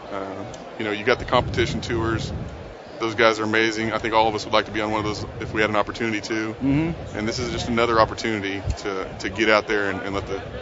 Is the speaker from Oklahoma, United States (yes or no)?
yes; Oklahoma, United States; from Oklahoma, live around the Tulsa area, uh, owner of the Bass Tank.